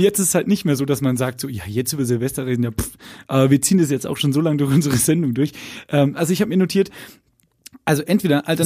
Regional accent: Lower Bavaria, Germany; ich bin ja in Niederbayern groß geworden

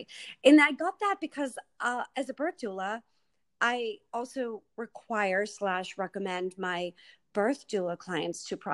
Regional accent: Massachusetts, United States; I'm from Mass

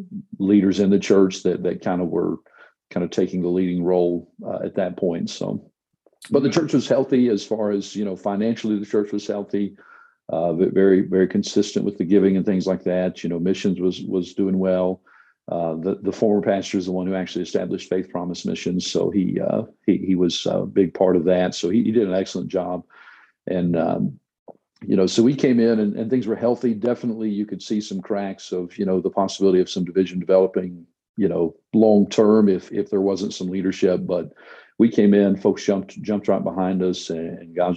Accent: North Carolina, United States; moved away as an adult; also born or lived in Arkansas; now in Clovis, United States; I'm originally from North Carolina

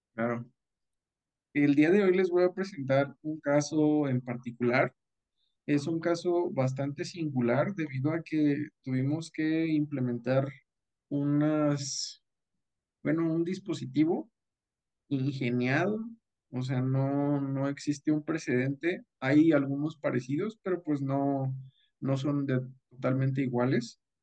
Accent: Rioverde, San Luis Potosí, Mexico; moved away as an adult; also born or lived in Mexico City; soy del municipio de Río Verde, San Luis Potosí

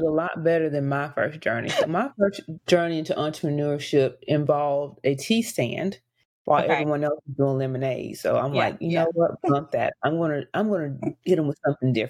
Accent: Decatur, Alabama, United States; also born or lived in Madison, Alabama; I was in Decatur. So probably like third grade.

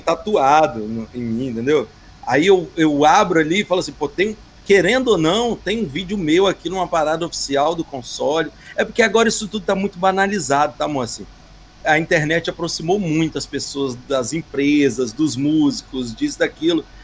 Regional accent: Espírito Santo, Brazil; eu sou de Espírito Santo, não sou de Minas

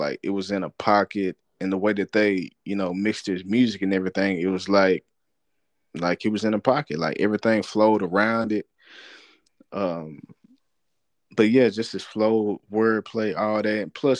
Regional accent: the South, United States; to do with the way that I, you know, rhyme as far as like being from the South and sounding like I'm from the East Coast is because I was trying to emulate ….

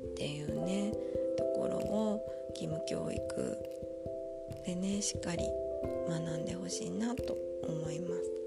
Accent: Japan; now in Germany; 私もあの小さい頃いつも読んだりテレビで見たりしてました日本昔話

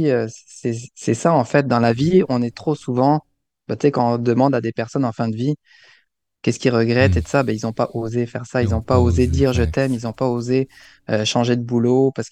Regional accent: Alsace, Grand Est, France; moved away as an adult; now in Canada; je suis, je suis né en France, en mhm. Alsace

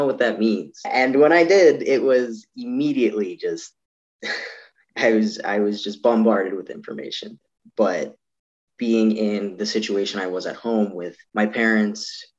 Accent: Toronto, Ontario, Canada; born there; also born or lived in Yukon; now in Edmonton, Canada; I'm …, a 21-year-old trans guy in Edmonton. I was born in Toronto. We lived there for a bit, went up to the Yukon for a bit.

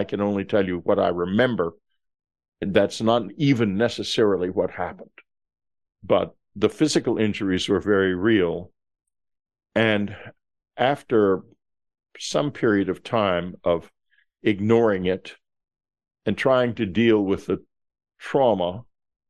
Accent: Texas, United States; I'm from Texas

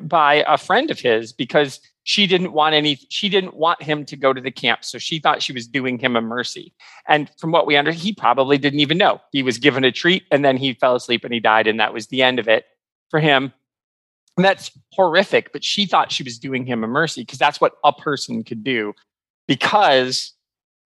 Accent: United States; as an American

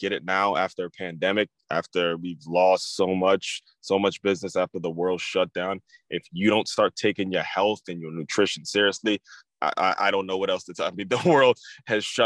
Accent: Maryland, United States; I grew up in Maryland

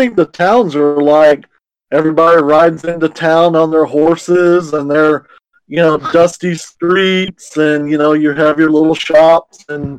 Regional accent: Branson, the Ozarks, United States; I just say I'm from Brant, and everybody knows where Brant is at.

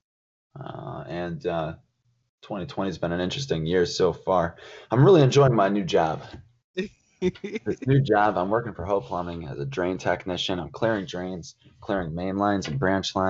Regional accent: Indiana, United States; moved away as an adult; also born or lived in Prague, Czech Republic / Vietnam; I grew up in Indiana. Went to school there, high school and college

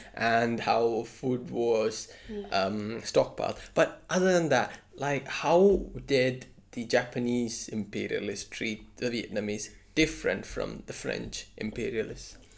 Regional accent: India; I'm Indian

